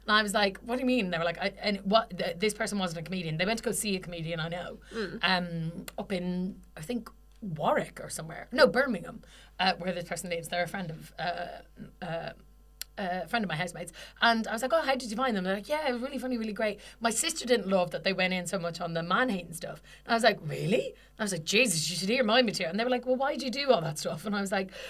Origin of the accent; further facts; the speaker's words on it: Ireland; we're Irish.